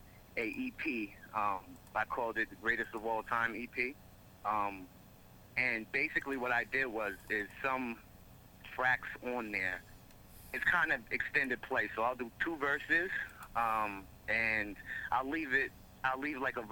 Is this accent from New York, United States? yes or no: yes; Mount Vernon, New York, United States; moved away as an adult; now in Haverstraw, United States; I'm originally from Mount Vernon, New York. Live in Haverstraw right now